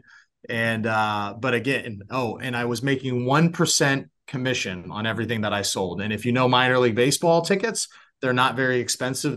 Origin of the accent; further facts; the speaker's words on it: San Francisco Bay Area, California, United States; also born or lived in Oregon; now in Orlando, United States; I grew up in the San Francisco Bay Area